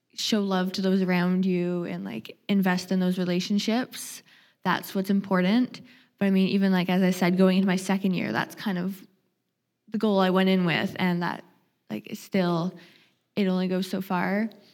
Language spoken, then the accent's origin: English; Nanaimo, British Columbia, Canada; moved away as an adult; now in Vancouver, Canada; I'm from Vancouver Island. I grew up in the Nanaimo area.